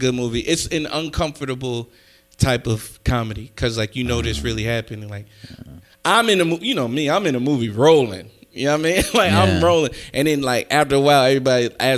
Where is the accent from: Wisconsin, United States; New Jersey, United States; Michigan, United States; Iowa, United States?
New Jersey, United States; I'm from Jersey